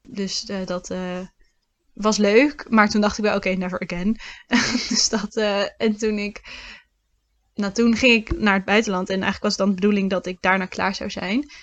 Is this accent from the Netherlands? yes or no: yes; Lichtenvoorde, Gelderland, Netherlands; moved away as an adult; now in Utrecht, Netherlands; Oorspronkelijk kom ik uit Lichtenvoorde, uit de Achterhoek.